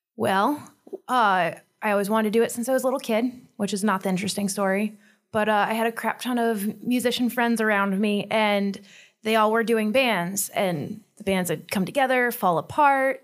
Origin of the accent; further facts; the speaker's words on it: Detroit, Michigan, United States; now in Fort Wayne, United States; Well, I'm originally from Detroit